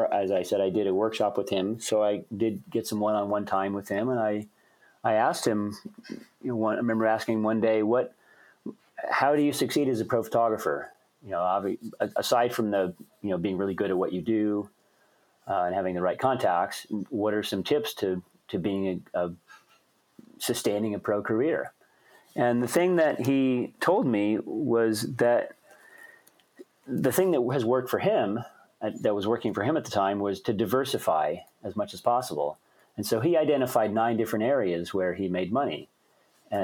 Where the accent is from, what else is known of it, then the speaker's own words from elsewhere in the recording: Colorado, United States; also born or lived in Boston, Massachusetts; now in Anchorage, United States; Colorado. And that was actually my home state. I was born there.